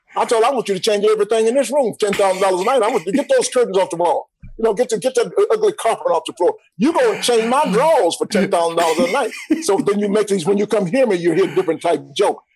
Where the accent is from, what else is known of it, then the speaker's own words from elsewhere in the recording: Atlanta, Georgia, United States; born and raised in Atlanta.